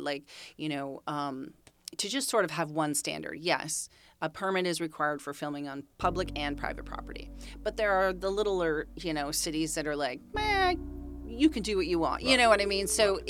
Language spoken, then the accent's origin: English; Saratoga, California, United States; also born or lived in Bakersfield, California; I was born in Bakersfield, California.